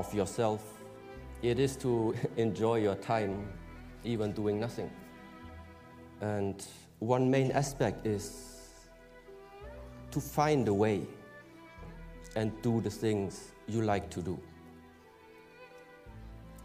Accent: Germany; was born in Germany

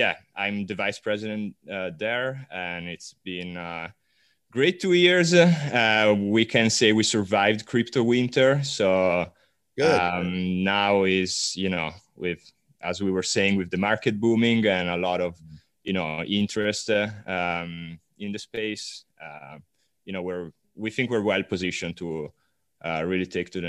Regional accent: Milan, Lombardy, Italy; moved away as an adult; now in California, United States; I'm originally Italian. I'm from Milan. Studied economics in Italy, moved out to California about 3 years ago.

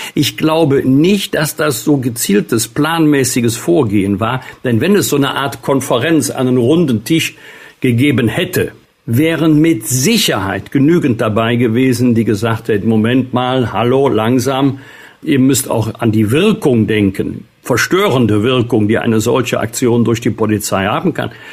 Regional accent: Germany; bei uns in Deutschland

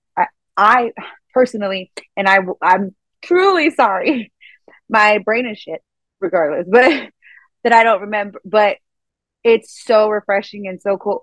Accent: Eagle Pass, Texas, United States; moved away as an adult; I went to Eagle Pass, it's my hometown

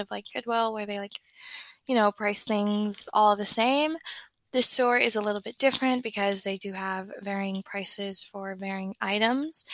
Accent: Nashville, Tennessee, United States; moved away as an adult; I've spent my whole life in Nashville. I no longer live there

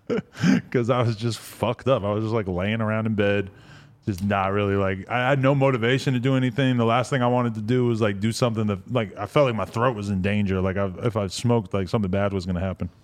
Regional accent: New Hampshire, United States; I grew up, up in New Hampshire

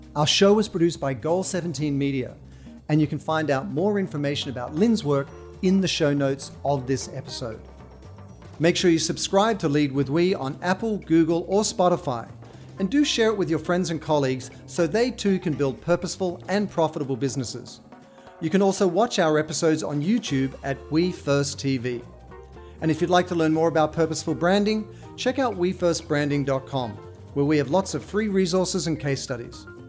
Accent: Sydney, New South Wales, Australia; moved away as an adult; growing up in Australia, in Sydney, where you they give you a stick and a rock and you go out into the bush

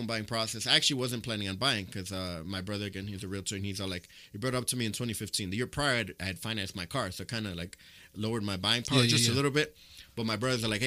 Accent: Chicago, Illinois, United States; I'm originally from Pilsen. So back in my day when we were kind of hanging out and where my family was coming up in that area

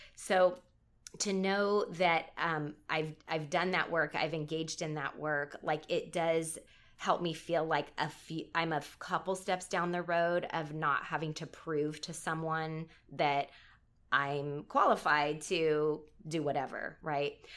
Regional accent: Southern California, United States; I'm from Southern California

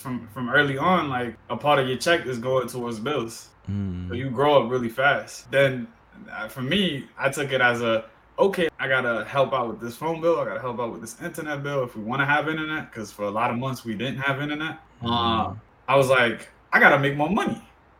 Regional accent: Dominican Republic; born there; Because be it that I was born in the Dominican Republic, we have a lot of close family members who still live there

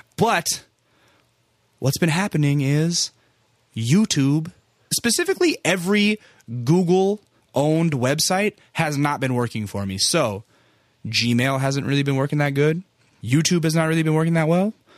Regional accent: San Antonio, Texas, United States; I was born in San Antonio.

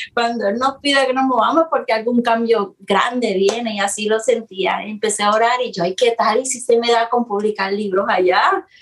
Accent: Puerto Rico; moved away as an adult; now in Florida, United States; Soy de Puerto Rico, como mencionaste, de Puerto Rico. Eh, llevo aquí en Florida cinco años

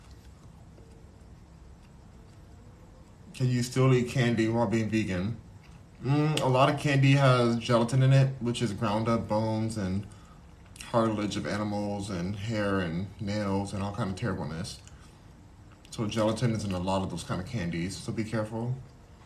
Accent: Los Angeles, California, United States; I'm from LA too.

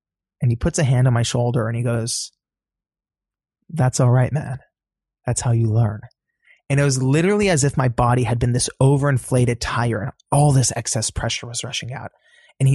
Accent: Los Angeles, California, United States; also born or lived in Iran (ancestry); I'm from Los Angeles

